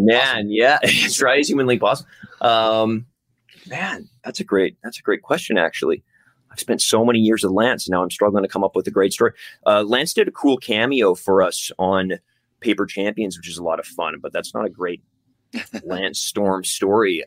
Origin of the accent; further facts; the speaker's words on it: Canada; also born or lived in Vancouver; We're two Canadian dudes